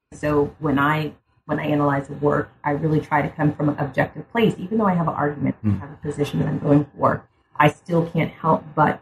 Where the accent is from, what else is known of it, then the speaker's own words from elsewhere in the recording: United States; I'm African American, but I'm a Black person living in America